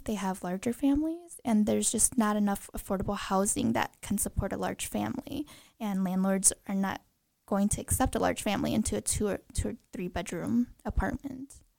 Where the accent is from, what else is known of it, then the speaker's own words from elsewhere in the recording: Green Bay, Wisconsin, United States; also born or lived in Madison; I was born and raised in Green Bay